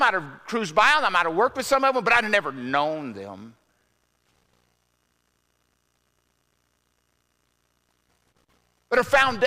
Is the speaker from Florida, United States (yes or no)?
no; Arkansas, United States; growing up in the South, everybody knew Jesus. I mean, I don't know of any other religion